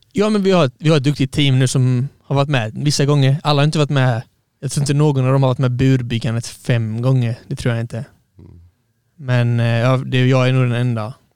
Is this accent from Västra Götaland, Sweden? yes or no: no; Halmstad, Halland County, Sweden; jag är uppvuxen i Halmstad